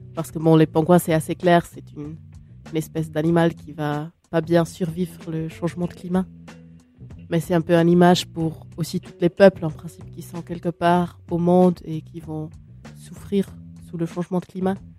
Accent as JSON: {"language": "French", "country": "Switzerland", "said": "je suis suisse"}